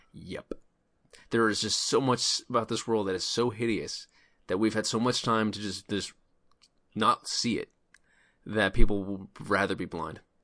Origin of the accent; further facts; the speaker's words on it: North Carolina, United States; As a North Carolina native